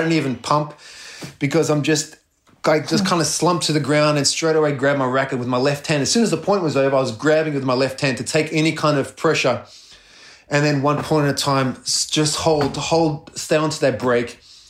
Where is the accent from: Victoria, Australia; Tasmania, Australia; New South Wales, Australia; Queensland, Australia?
Victoria, Australia; Melbourne; playing at a home in front of Melbourne, my hometown, born and raised in Melbourne